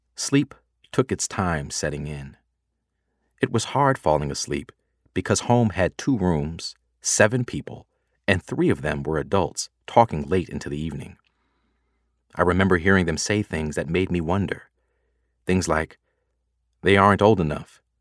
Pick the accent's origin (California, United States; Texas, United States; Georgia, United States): Georgia, United States; Atlanta; I was growing up in a community of folks like me in an area of Atlanta called Buttermilk